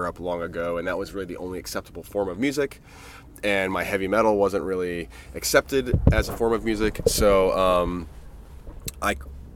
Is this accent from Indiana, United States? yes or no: yes; Fort Wayne, Indiana, United States; also born or lived in Bay Area, California / Boulder, Colorado; now in Ashland, United States; I'm originally from Fort Wayne and then moved out to the West Coast in like 97